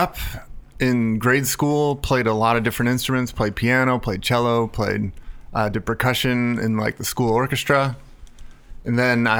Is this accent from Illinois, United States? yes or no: yes; outside of Chicago, Illinois, United States; moved away as an adult; now in California, United States; I grew up outside of Chicago and was there till I was 18, and then came out to California for school.